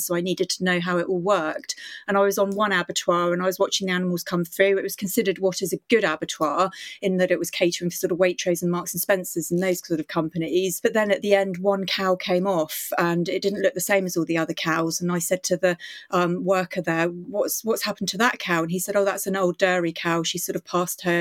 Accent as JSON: {"language": "English", "country": "Indonesia", "tie": "born or raised there", "moved": "yes", "lives_now": "United Kingdom", "said": "I grew up in Indonesia"}